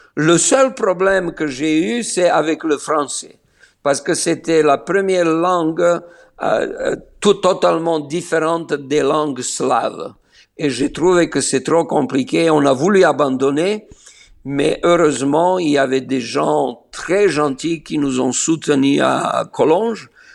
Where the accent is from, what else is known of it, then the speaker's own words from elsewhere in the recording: Niš, Serbia; first language Slovene; French is a second language; moved away as an adult; also born or lived in Belgrade, Serbia / France / Austria / Germany; now in Israel; je suis né à Niche